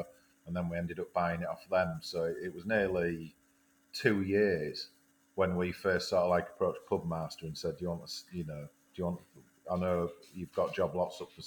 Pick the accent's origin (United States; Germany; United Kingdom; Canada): United Kingdom; Filey, Yorkshire and the Humber; also born or lived in Newcastle; growing up in Filey and being close to Scarborough and Whitby and Bridlington and the Yorkshire Riviera